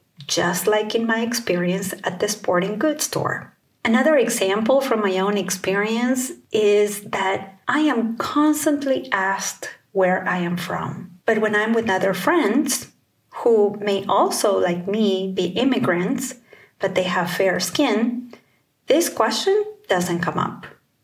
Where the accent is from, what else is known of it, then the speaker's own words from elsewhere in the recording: California, United States; I'm from the Bay Area in Northern California.